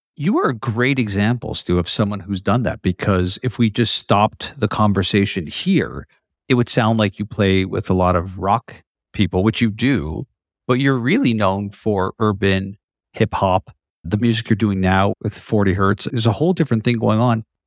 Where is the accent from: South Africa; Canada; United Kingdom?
Canada; You're Canadian, like me.